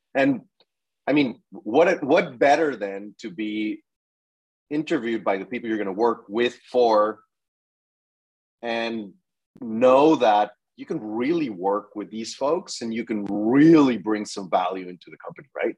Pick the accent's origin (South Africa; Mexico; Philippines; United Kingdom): Mexico; moved away as an adult; also born or lived in Mexico City; now in United States; I'm originally from Mexico.